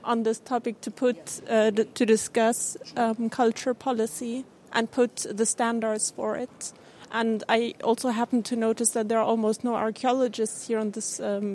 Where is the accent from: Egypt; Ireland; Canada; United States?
Egypt; now in Berlin, Germany; I come from Egypt